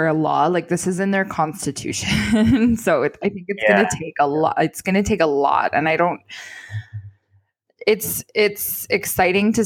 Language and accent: English; Canada; as a Canadian